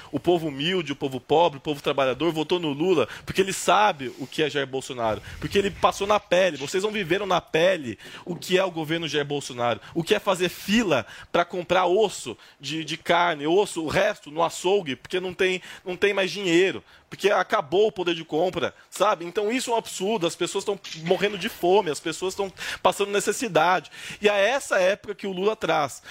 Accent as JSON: {"language": "Portuguese", "country": "Brazil", "said": "sou da ZN"}